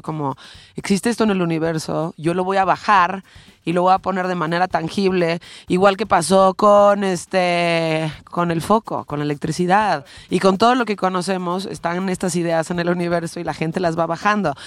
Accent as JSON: {"language": "Spanish", "country": "Mexico", "tie": "born or raised there", "said": "yo nací en México"}